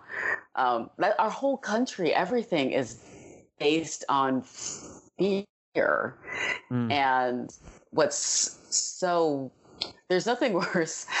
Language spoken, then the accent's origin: English; Detroit, Michigan, United States; I grew up in Detroit